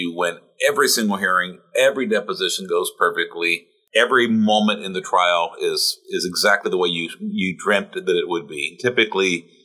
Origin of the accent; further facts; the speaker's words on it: Texas-Mexico border, United States; moved away; We grew up on the Texas-Mexico, at least you went to high school and college on the Texas-Mexico border